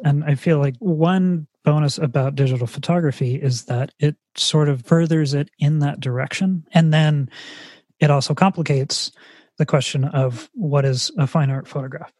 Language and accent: English; California, United States; being a person who is from california